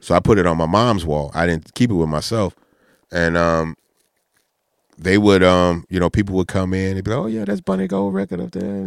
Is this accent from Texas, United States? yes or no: yes; Texas, United States; we were from Texas